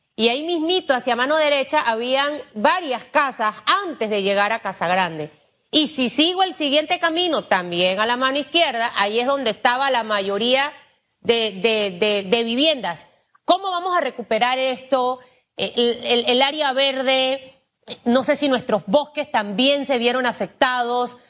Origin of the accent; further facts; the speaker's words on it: Chiriquí, Panama; Yo soy chiricana, mi papá es boqueteño